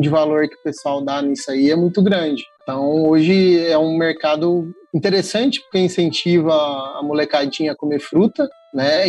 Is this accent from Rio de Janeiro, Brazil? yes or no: no; São Paulo, Brazil; moved away as an adult; now in Minas Gerais, Brazil; E eu e meu orientador, a gente é de São Paulo, a gente tem o costume de comer figo maduro.